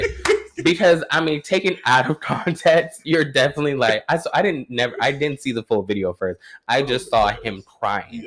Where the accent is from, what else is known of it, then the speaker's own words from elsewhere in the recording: Warner Robins, Georgia, United States; moved away; growing up in Warner Robins, Georgia, bitch, you a Baptist second you come out the womb.